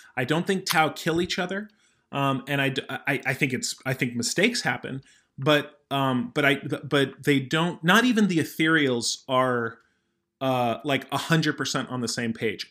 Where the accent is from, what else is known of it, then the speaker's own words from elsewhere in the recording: United States; I'm American